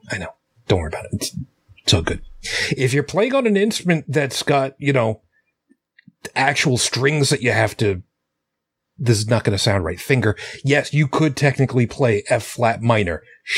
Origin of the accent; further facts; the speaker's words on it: Canada; I'm Canadian. I don't get the joke. Could you U.S. folks explain that one to me?